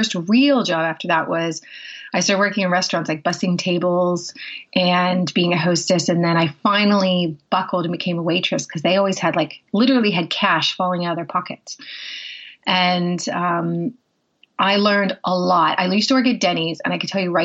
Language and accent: English; Pittsburgh, Pennsylvania, United States; also born or lived in south of London, United Kingdom; now in United Kingdom; I'm originally from Pittsburgh, Pennsylvania, but I live in just south of London